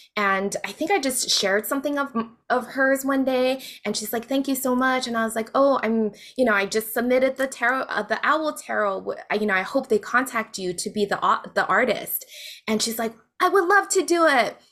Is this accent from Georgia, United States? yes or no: no; Hawaii, United States; moved away as an adult; also born or lived in Las Vegas; I grew up in Hawaii